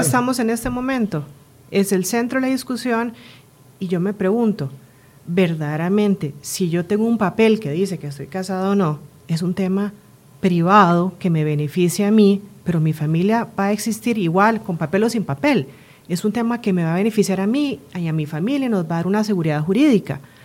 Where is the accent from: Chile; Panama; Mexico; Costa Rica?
Costa Rica; moved away; also born or lived in Spain; yo soy tica española, mi esposa es suiza, nos movemos a Costa Rica por temas de trabajo, regresamos al país después de muchos años